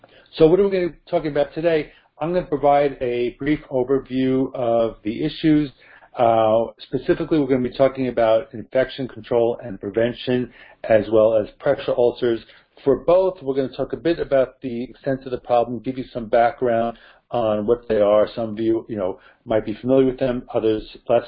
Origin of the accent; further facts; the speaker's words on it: New Jersey, United States; my home state of New Jersey